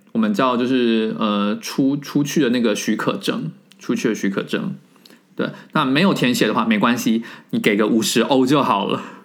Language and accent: Chinese; Taiwan; moved away as an adult; now in France; 虽然我人在法国，但是我不得不说从三月以来到现在，我非常以身为台湾人的身份自豪